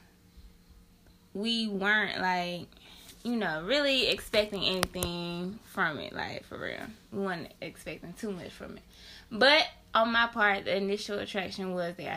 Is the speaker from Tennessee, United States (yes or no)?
yes; Memphis, Tennessee, United States; also born or lived in Cordova, Tennessee; I'm from Memphis.